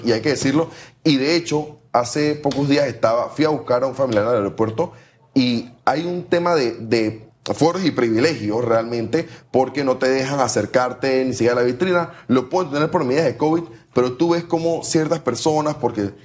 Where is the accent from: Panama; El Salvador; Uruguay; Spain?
Panama; somos los panameños del avión